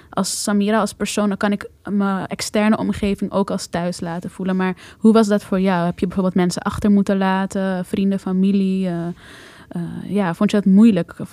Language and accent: Dutch; Amsterdam, North Holland, Netherlands; Ja, ik ben geboren en getogen in Noord. En eh, ik heb eh, eigenlijk altijd hier gewoond, behalve van mijn 18e tot mijn 22e.